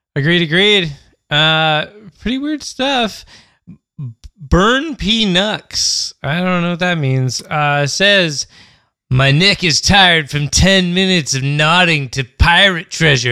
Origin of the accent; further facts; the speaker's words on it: California, United States; now in Brooklyn, United States; I'm originally from California, and I've been living in Brooklyn for 3 years now.